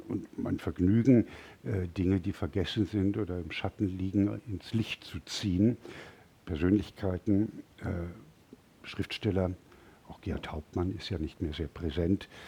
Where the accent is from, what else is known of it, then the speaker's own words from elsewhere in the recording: Munich, Bavaria, Germany; Ich komme aus München, der kleinen Königsstadt und hier die Kaiserstadt.